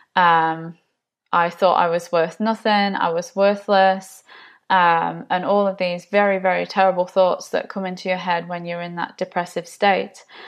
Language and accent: English; Nottinghamshire, East Midlands, United Kingdom; accent: English; moved away; I'm originally from the U K, Nottinghamshire